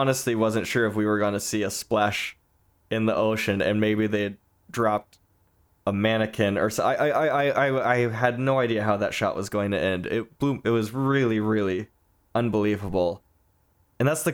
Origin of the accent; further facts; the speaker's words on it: Southern California, United States; moved away as an adult; now in Northern California, United States; I'm from Southern California. I live up north now